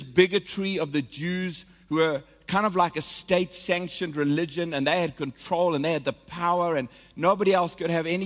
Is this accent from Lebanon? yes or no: no; South Africa; moved away; I am South African. I'm connected to this nation